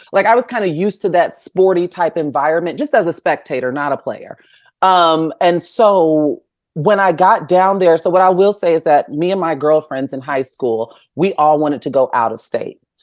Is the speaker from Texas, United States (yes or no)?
no; Chicagoland area, Illinois, United States; from the Chicagoland area